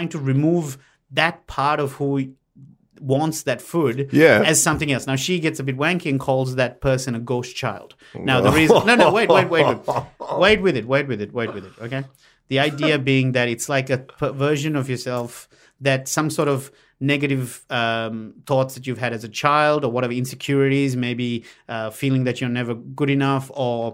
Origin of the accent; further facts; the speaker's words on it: Sri Lanka; English is a second language; moved away as an adult; now in Australia; My medium of instruction in high school up until year 12 was in Sinhalese